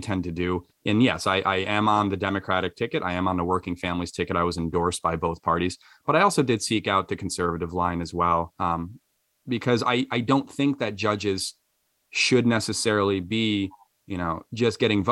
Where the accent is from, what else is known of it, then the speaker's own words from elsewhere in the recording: Troy, New York, United States; So I was born and raised in Troy. I went to Lansingburg High School